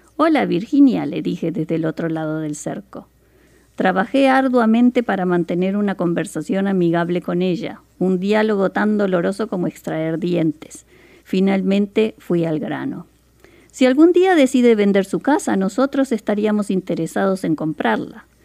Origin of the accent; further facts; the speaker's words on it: Montevideo, Uruguay; now in Seattle, United States; yo soy de Montevideo, Uruguay, en Sudamérica.